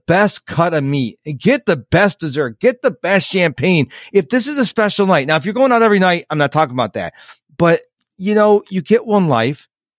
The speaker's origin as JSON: {"language": "English", "town": "Rochester", "country": "United States", "tie": "born or raised there", "moved": "yes", "said": "my hometown of Rochester"}